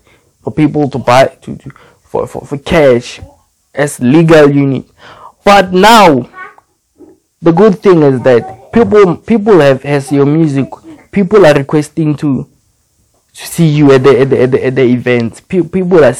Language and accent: English; South Africa; Where I'm from South Africa